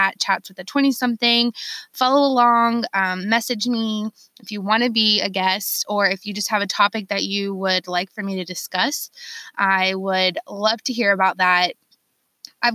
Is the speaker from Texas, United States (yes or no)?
no; Charleston, South Carolina, United States; I'm born and raised in Charleston, South Carolina